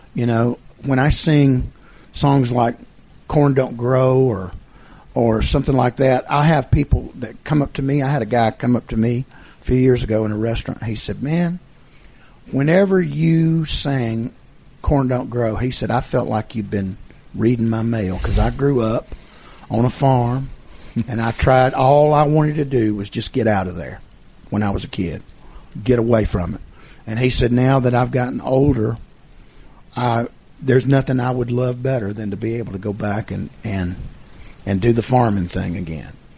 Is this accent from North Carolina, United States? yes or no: no; Georgia, United States; as a kid growing up in Georgia